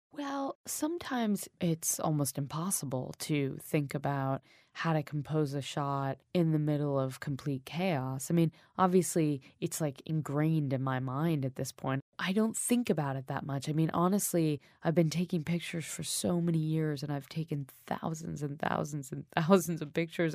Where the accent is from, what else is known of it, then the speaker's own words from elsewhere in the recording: United States; moved away as an adult; also born or lived in New York; now in London, United Kingdom; I grew up in America. I live in a peaceful place right now. I live in London.